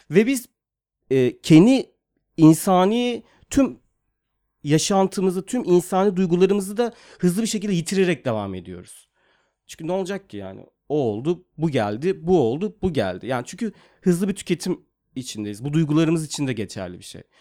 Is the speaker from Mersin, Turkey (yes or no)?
yes; Mersin, Turkey; moved away as an adult; also born or lived in Yeşilhisar, Kayseri / İzmir; now in Istanbul, Turkey; Bir dönem işte 4 yaşına kadar Kayseri'nin Yeşilsay ilçesinde kaldıktan sonra sonra İzmir'e taşındık. İzmir'e taşındıktan sonra da e, orada ilkokulu okudum karşıya kadar. Ondan sonra Mersin'e taşındık. 94'te olması gerekiyor yanlış hatırlamıyorsam. Ee, tüm hayatım Mersin'de sahil kenarında geçti aslında.